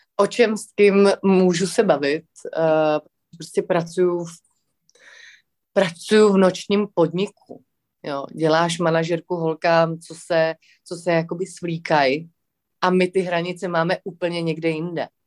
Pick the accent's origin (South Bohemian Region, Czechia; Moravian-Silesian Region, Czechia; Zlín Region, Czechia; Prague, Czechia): Prague, Czechia; já jsem takový floutek ze Žižkova, co má doma prostě tři kočky